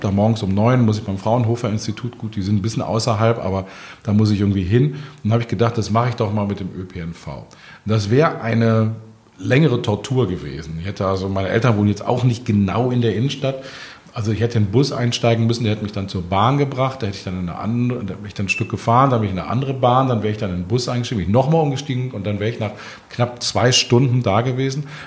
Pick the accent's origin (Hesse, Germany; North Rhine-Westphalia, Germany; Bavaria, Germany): North Rhine-Westphalia, Germany; Bonn; now in Berlin, Germany; Ich komme aus Bonn, ähm, oh. gebürtig, meine Heimatstadt